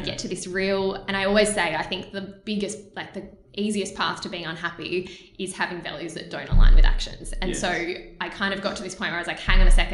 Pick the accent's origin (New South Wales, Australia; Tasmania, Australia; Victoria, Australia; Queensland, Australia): Victoria, Australia; Melbourne; moved away as an adult; also born or lived in Mornington, Victoria; now in Sydney, Australia; I am from Melbourne originally.